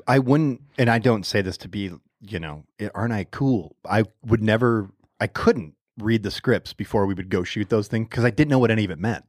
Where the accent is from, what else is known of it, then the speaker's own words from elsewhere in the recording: Allen Park, Michigan, United States; moved away; I'm back in my hometown, Allen Park.